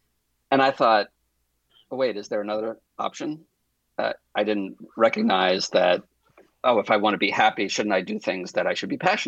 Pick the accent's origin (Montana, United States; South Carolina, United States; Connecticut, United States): Connecticut, United States; also born or lived in Boston; now in Los Angeles, United States; I live in Los Angeles, California, in case there's another Los Angeles out there. I grew up in Connecticut and Boston, New York, in the Northeast. And my whole family's back there.